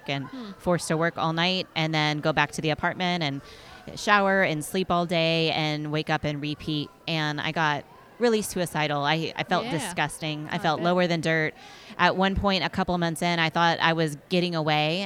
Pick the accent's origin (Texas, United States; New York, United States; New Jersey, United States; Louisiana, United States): Texas, United States; Fort Worth; also born or lived in Dallas; my family moved to Fort Worth, a small, quiet suburb north of Fort Worth when I was about 5 years old